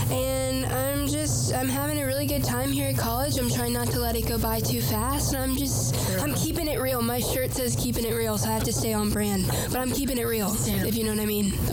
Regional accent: Atlanta, Georgia, United States; I'm from the Atlanta, Georgia area. If you're from there, from Alpharetta, Johns Creek

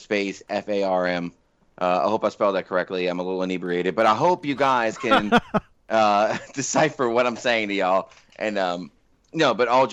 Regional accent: West Bank, Louisiana, United States; accent: West Bank; I am from the West Bank

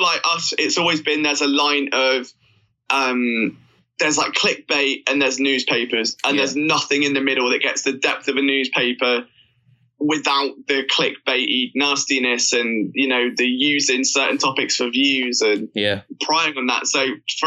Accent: United Kingdom; I'm British

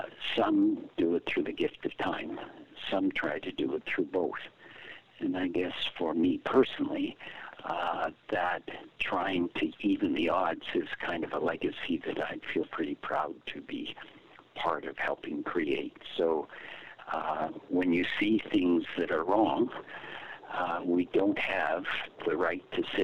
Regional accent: Toronto, Ontario, Canada; also born or lived in Trinidad / Chicago; You and I grew up in Toronto when it was a white city.

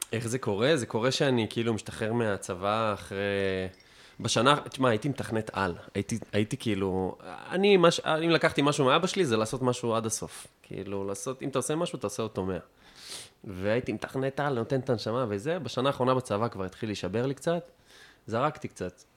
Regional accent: Afula, Northern District, Israel; moved away; also born or lived in Tel Aviv; אני מעפולה, אני מעפולה הרגילה, לא גבעת

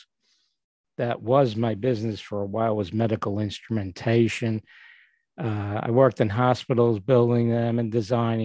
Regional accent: New York City, New York, United States; now in Northport, United States; I was born and grew up in Brooklyn, and right now I'm living in Northport, New York

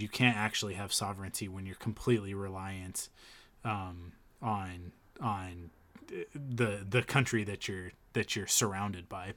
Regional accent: Penticton, British Columbia, Canada; we grew up in Penticton

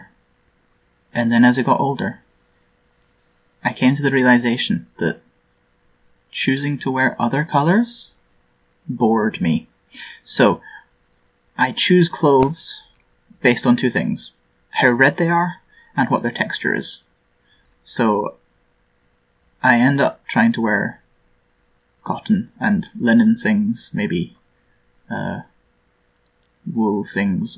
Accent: Scotland, United Kingdom; I'm from Scotland.

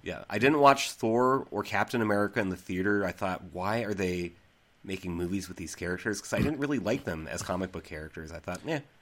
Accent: Central Massachusetts, United States; moved away; I'm actually from Central Mass

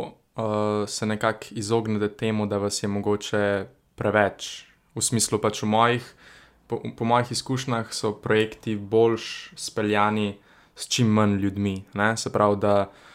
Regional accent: Ljubljana, Central Slovenia, Slovenia; sem iz Črnuč

